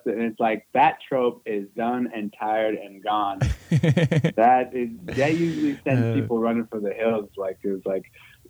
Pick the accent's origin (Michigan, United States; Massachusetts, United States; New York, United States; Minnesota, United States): Minnesota, United States; Minneapolis; also born or lived in Duluth, Minnesota; I'm from here.